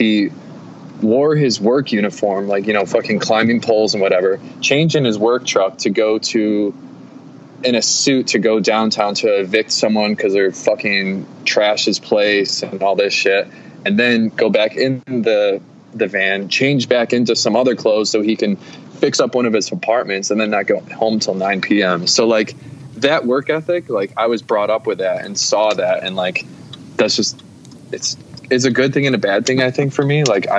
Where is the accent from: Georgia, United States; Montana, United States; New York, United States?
New York, United States; Syracuse; No, so I was born in Syracuse, kind of like right in the city of Syracuse, and then moved out to like this, like when I started school, I was in the suburbs, just like a regular fucking kid.